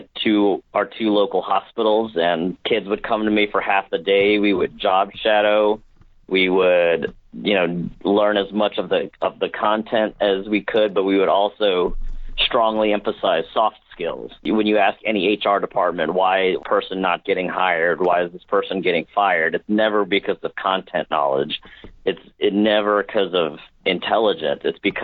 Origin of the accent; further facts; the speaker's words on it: St. Louis, Missouri, United States; moved away as an adult; also born or lived in Galena, Missouri; we're from St. Louis